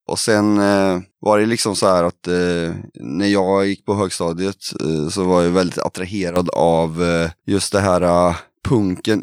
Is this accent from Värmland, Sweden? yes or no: yes; Kristinehamn, Värmland, Sweden; vi kommer ju från Kristinehamn i Värmland då.